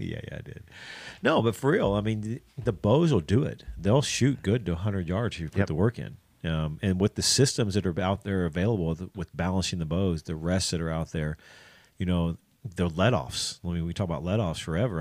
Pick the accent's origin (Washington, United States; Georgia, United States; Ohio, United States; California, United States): Ohio, United States; I'm from Ohio